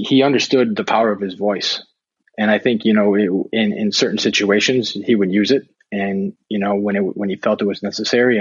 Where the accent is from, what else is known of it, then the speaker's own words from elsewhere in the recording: Buffalo, New York, United States; moved away as an adult; now in Italy; Growing up in the Buffalo area